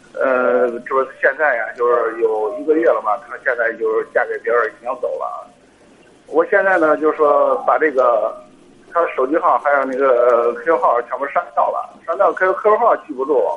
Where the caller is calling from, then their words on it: Hebei, China; 河北啊，我是河北的一个听众。